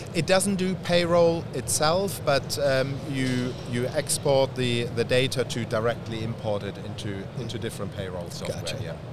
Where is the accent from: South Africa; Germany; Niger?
Germany; moved away; I'm from Germany originally.